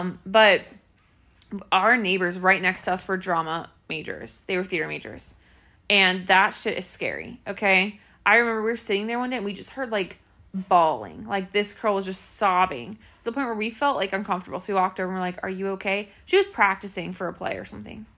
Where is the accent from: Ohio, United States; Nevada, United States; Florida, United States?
Ohio, United States; Clermont County; I'm probably the best person from Claremont County